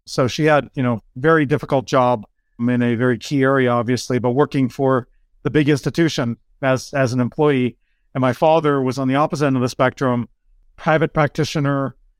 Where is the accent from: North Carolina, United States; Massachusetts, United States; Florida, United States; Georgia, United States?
Massachusetts, United States; outside Lowell; I grew up in Massachusetts. Grew up on the border of New Hampshire, um, right outside of Lowell, Mass